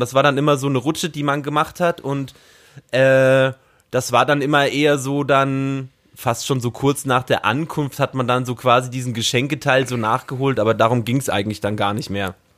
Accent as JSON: {"language": "German", "region": "Bavaria", "country": "Germany", "tie": "born or raised there", "also_born_or_lived": "Brandenburg", "moved": "yes", "lives_now": "Berlin, Germany", "said": "ich bin ja zur Schule gegangen in Bayern und meine Großeltern sind aber in Ostdeutschland geblieben. Ich habe ja ostdeutsche Roots."}